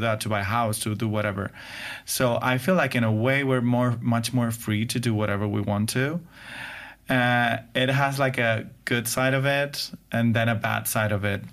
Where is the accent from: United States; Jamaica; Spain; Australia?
Spain; English is a second language; we in Spain